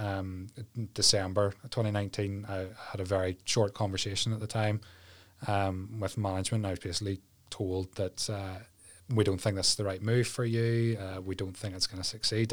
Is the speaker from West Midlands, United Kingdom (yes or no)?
no; Ballyclare, Northern Ireland, United Kingdom; now in Mallusk, United Kingdom; I grew up in Ballyclare with mum, dad, older brother